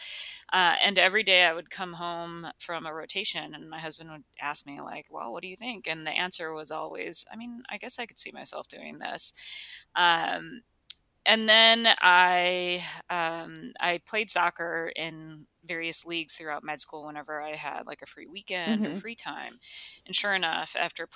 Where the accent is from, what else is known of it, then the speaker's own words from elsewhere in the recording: Chicago, Illinois, United States; moved away as an adult; also born or lived in Rochester, Minnesota / Virginia; now in Durham, United States; I was actually born and raised in Chicago and the surrounding suburbs